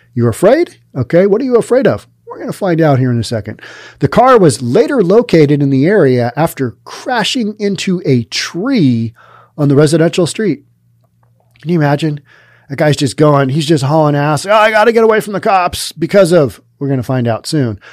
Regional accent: Seattle, Washington, United States; I'm from Seattle

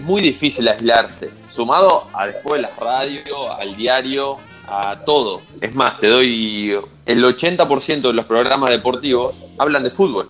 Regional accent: Sunchales, Santa Fe, Argentina; moved away as an adult; also born or lived in Buenos Aires; Estoy en Sunchales, sí eh, donde, bueno, donde vivió toda mi vida

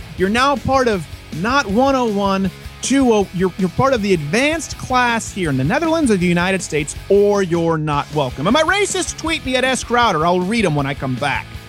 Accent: Montreal, Quebec, Canada; moved away; I was raised in Montreal.

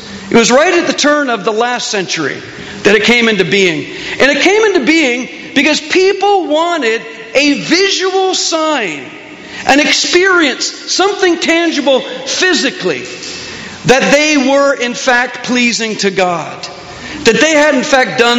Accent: Canada; accent: Canadian; my Canadian accent

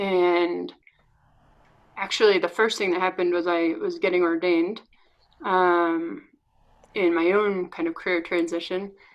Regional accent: north of Boston, Massachusetts, United States; now in Denver, United States; I'm originally from north of Boston

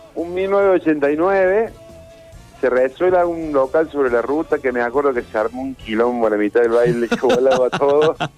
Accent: Rosario, Santa Fe, Argentina; moved away; cuando era chico, cuando vivía en Rosario

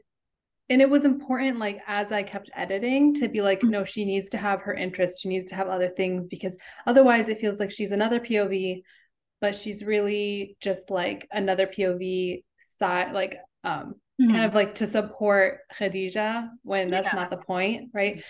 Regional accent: Los Angeles, California, United States; now in Boston, United States; I'm originally from Los Angeles, but I live in Boston now

